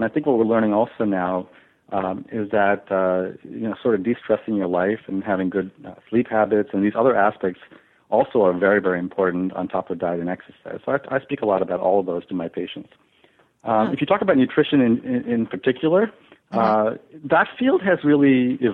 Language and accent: English; Long Island, New York, United States; I was born and raised in Long Island